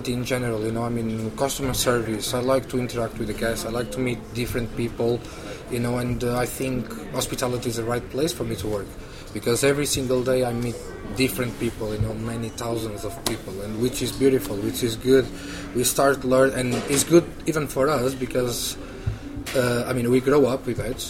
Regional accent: Vila do Conde, Norte, Portugal; English is a second language; moved away as an adult; also born or lived in Porto; now in London, United Kingdom; I born in, as I said, in a small city next to Porto. All my family are fishmen

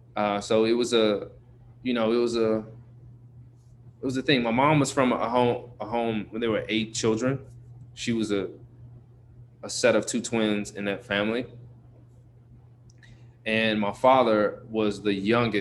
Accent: Chicago, Illinois, United States; Born and raised on the South Side of Chicago, to a single mom.

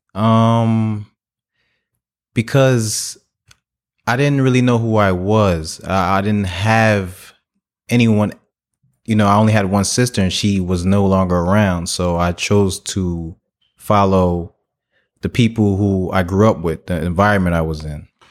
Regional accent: Newark, New Jersey, United States; I was raised in Newark, New Jersey

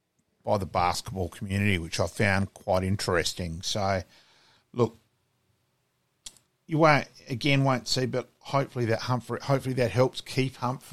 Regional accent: Australia; Look, as Australian

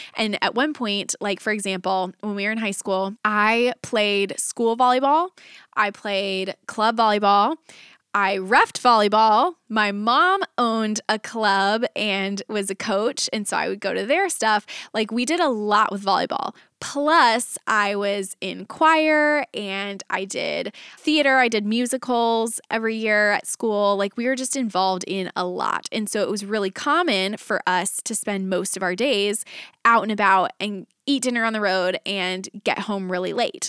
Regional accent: Texas, United States; moved away; my husband and I were both born and raised in Texas

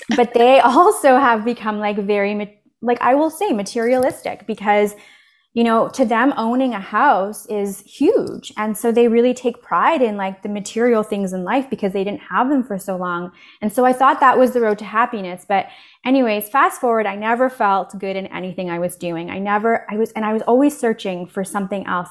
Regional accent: Canada; also born or lived in Poland; I was born in Poland, actually, and my family immigrated here, uh, when I was four to Canada. I live in Canada

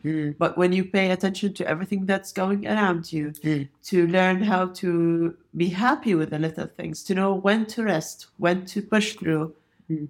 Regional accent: Jordan; I came from Jordan, and Jordan is a very, very hilly country

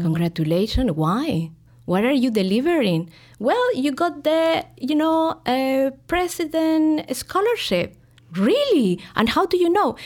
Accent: Santiago, Santiago Metropolitan Region, Chile; moved away as an adult; now in Chicago, United States; I was born in Santiago.

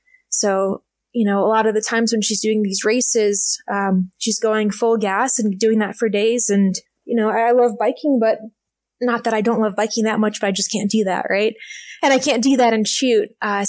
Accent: Alaska, United States; I started this project of riding all the roads in Alaska, my home state, in 2017.

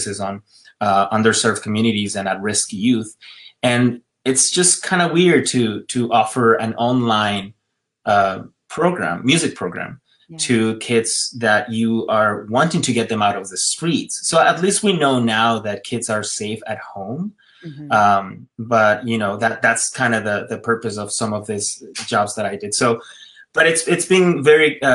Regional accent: Ecuador; moved away as an adult; also born or lived in West Hollywood, United States; now in United States; I'm from Ecuador, and I was born and raised there. I moved here, you know, when I was 21

